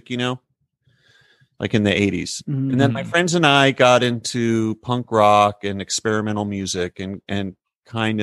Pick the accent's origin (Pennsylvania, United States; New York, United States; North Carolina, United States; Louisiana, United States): North Carolina, United States; Chapel Hill; I grew up in Chapel Hill, North Carolina, excuse me, which is where UNC is